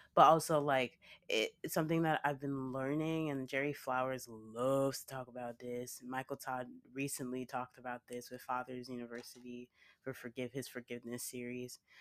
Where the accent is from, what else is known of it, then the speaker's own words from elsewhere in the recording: Nigeria; I'm Nigerian